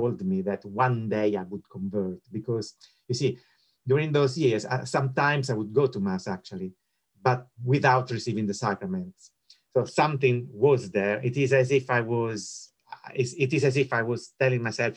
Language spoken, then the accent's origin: English; Rome, Lazio, Italy; moved away; I was born and bred in Rome